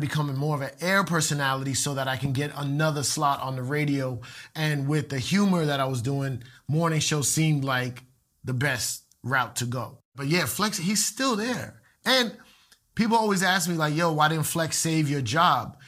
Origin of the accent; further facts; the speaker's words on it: Puerto Rico; a lot of Puerto Ricans like me